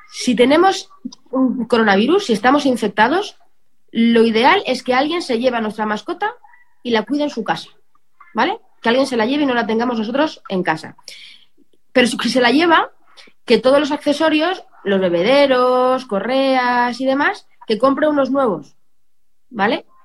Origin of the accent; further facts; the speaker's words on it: Belmonte, Castilla-La Mancha, Spain; now in Madrid, Spain; yo me puedo ir a mi pueblo, me puedo ir a Belmonte bueno, fenomenal, pero no, mi casa de Belmonte no está condicionada como está mi casa de Madrid.